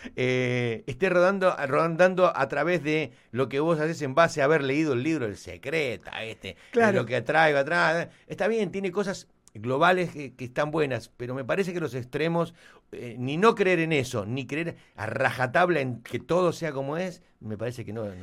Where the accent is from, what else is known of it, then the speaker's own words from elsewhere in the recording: Argentina; moved away as an adult; now in Miami, United States; nosotros somos, nacimos en Argentina, digo, vivimos acá hace muchos, muchos años